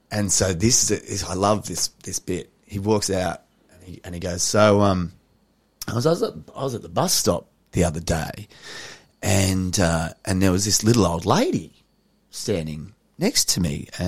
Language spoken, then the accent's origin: English; Papua New Guinea; I do a lot of stuff about my my dad, about growing up in New Guinea